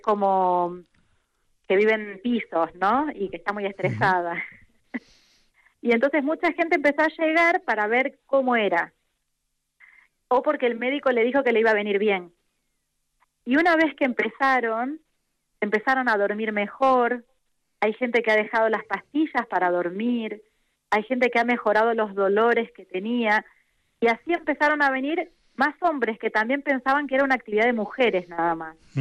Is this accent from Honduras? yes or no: no; Argentina; moved away; soy argentina